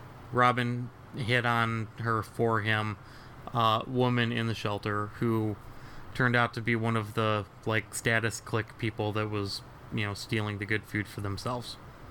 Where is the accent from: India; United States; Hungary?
United States; Midwest; So, Midwesterner here, you know, again.